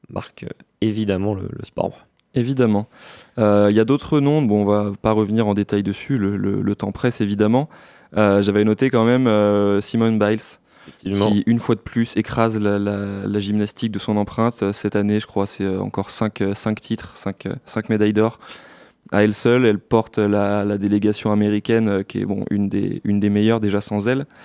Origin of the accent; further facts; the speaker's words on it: France; parce que je suis français